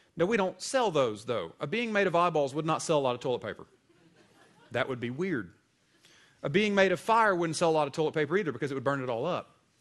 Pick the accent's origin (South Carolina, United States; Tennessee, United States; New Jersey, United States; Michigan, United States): South Carolina, United States; Greenville; moved away; I grew up in Greenville, South Carolina, the northwestern corner of the state